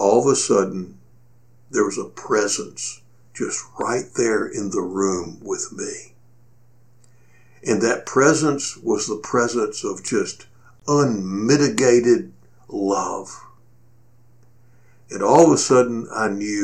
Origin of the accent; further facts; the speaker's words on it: Cleveland, Texas, United States; my hometown of Cleveland, Texas